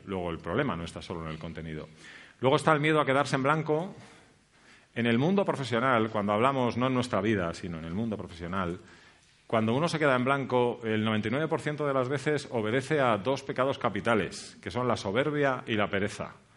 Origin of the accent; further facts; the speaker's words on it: Spain; nosotros, como españoles